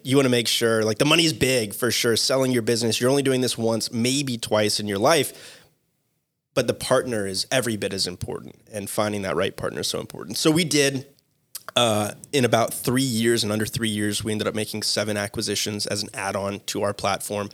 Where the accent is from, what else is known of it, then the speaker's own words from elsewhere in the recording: Boca Raton, Florida, United States; also born or lived in Mississippi; born and raised in Boca Raton, Florida